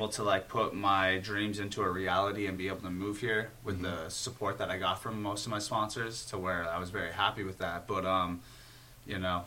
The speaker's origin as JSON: {"language": "English", "town": "Toronto", "region": "Ontario", "country": "Canada", "tie": "born or raised there", "moved": "as an adult", "lives_now": "California, United States", "said": "I loved growing up in Toronto"}